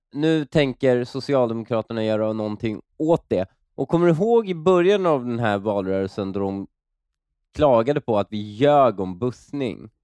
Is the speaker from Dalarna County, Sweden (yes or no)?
no; Stockholm, Stockholm County, Sweden; när jag växte upp i Husby